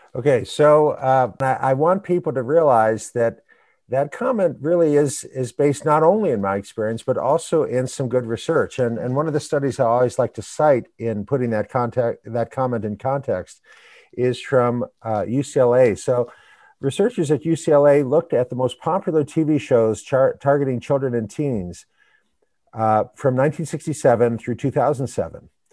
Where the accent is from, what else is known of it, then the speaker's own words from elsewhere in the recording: United States; we Americans